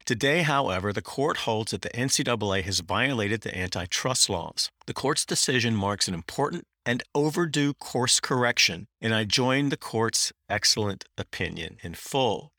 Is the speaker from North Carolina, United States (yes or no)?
yes; Durham, North Carolina, United States; I grew up in Durham, North Carolina, which is ground zero for big tobacco.